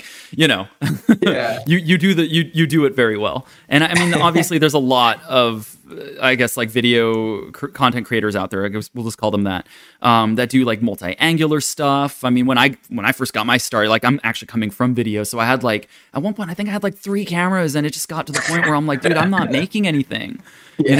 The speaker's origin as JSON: {"language": "English", "region": "Tokyo", "country": "Japan", "tie": "born or raised there", "said": "I grew up in Tokyo"}